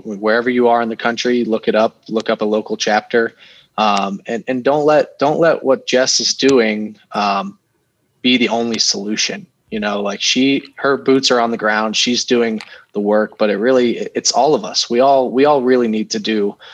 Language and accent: English; Ohio, United States; now in Denver, United States; From Ohio originally, but living in Denver now.